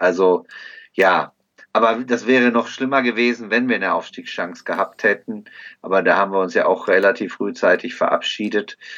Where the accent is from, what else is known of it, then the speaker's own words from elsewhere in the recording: Bochum, North Rhine-Westphalia, Germany; ich komme aus Bochum